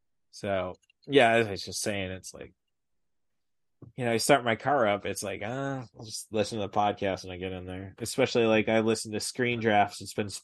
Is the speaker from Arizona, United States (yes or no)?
no; Peoria, Illinois, United States; I was born in Peoria, Illinois. What's that? It's a city.